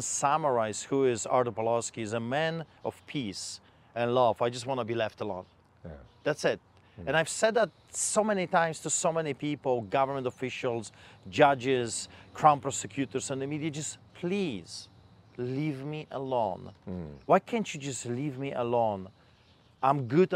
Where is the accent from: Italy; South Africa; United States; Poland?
Poland; now in Calgary, Canada; I am a Polish immigrant. I grew up behind the Iron Curtain under the boots of the Soviets.